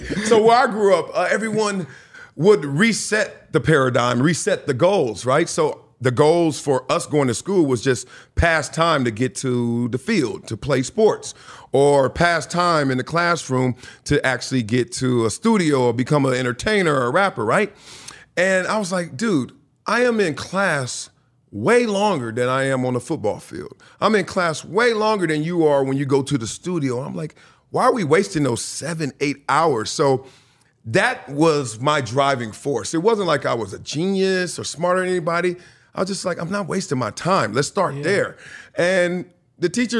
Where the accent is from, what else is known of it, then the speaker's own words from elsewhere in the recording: Los Angeles, California, United States; also born or lived in Compton, California; I'm from Compton, California. Raised there to the age of 5 or 6. Then we moved to greener pastures, South Central